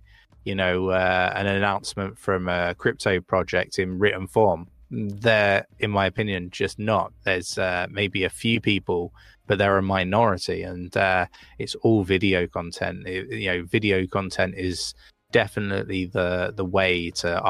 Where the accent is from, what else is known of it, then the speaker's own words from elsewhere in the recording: United Kingdom; now in North of England, United Kingdom; I'm not from these neck of the woods, right? I'm from down south